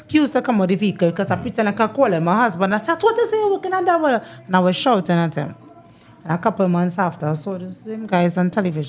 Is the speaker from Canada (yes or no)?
no; Tunapuna, Tunapuna-Piarco, Trinidad & Tobago; I'm originally from Tunapuna.